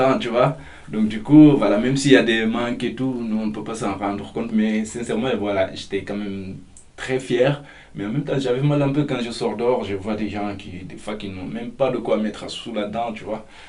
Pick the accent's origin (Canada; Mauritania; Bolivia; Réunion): Mauritania; moved away as an adult; now in France; j'ai 29 ans et je viens de la Mauritanie